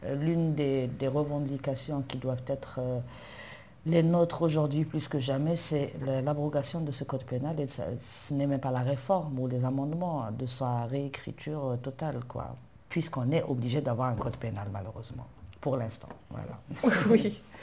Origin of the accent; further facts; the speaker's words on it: Algiers, Algiers Province, Algeria; je suis née à Alger, j'ai grandi à Alger, dans un quartier populaire, 1er euh, mai